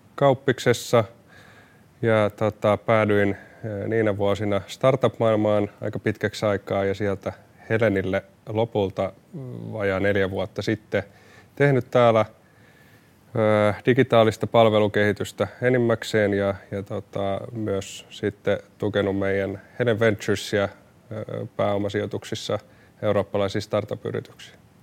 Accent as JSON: {"language": "Finnish", "town": "Helsinki", "region": "Uusimaa", "country": "Finland", "tie": "born or raised there", "said": "mä oon syntynyt Helsingissä, asunut täällä käytännössä koko ikäni"}